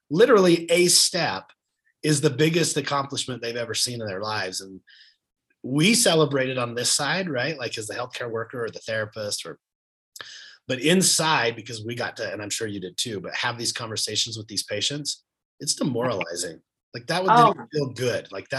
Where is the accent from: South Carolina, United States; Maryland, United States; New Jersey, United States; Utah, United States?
Utah, United States; also born or lived in Arizona; I'm from Utah